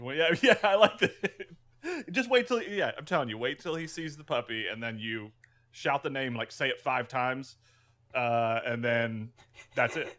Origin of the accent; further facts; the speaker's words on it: Florida Panhandle, United States; also born or lived in Orlando, Florida / Winter Park, Florida / West Virginia; I grew up in the Panhandle, uh, spent most of my life in the Panhandle of Florida